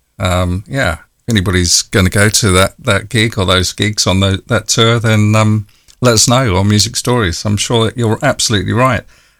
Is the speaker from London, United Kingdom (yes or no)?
yes; London, United Kingdom; I was born in London.